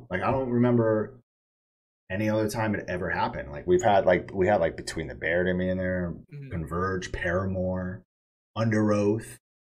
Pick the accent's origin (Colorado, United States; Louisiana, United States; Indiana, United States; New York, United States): New York, United States; Poughkeepsie; also born or lived in Dallas, Texas; now in Austin, United States; I grew up in Poughkeepsie, New York.